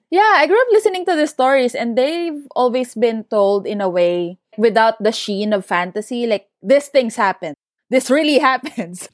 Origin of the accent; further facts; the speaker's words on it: Central Luzon, Philippines; moved away as an adult; also born or lived in Sydney, Australia; I was born and raised in Bulacan in the Philippines